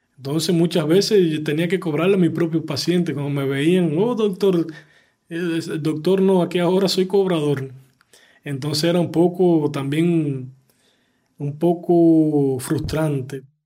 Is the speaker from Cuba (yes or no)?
yes; Cuba; moved away as an adult; also born or lived in Goiás, Brazil; now in Brazil; mi tierra, amigos y familia